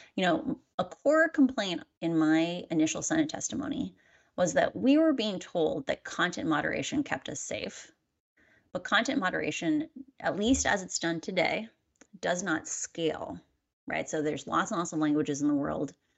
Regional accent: Midwest, United States; I'm a Midwesterner.

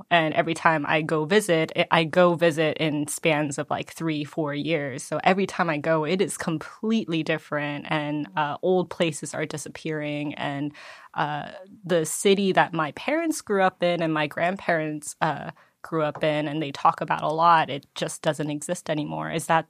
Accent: United States; but at least because I'm Korean American and I actually did go on a similar trip.

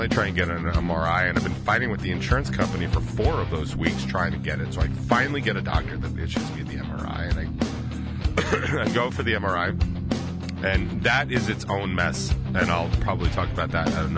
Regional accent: United States; I'm in America. I'm American as fuck

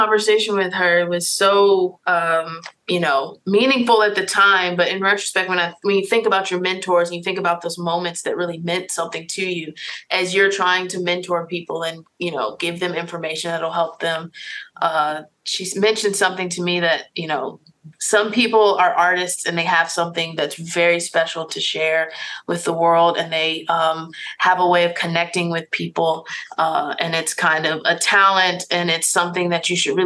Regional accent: Richmond, Virginia, United States; I'm from Richmond, Virginia. I grew up in, I guess I should say, the public school system

